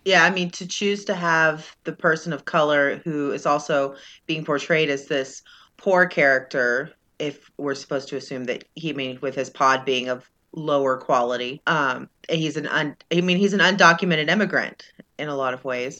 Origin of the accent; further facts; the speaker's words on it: Texas, United States; I'm from Texas, and I don't speak Spanish